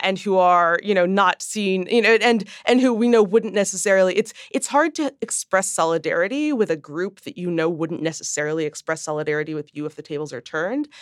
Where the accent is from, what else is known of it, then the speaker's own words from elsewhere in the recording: Midwest, United States; grew up in the Midwest to a father who had ever, you know, who had spent decades in New York as a Jew